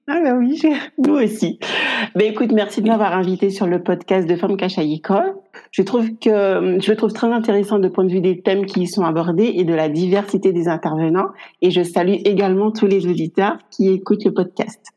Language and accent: French; Guadeloupe; moved away as an adult; now in France; je suis originaire également de la Guadeloupe. Et je vis en France depuis maintenant 12 ans.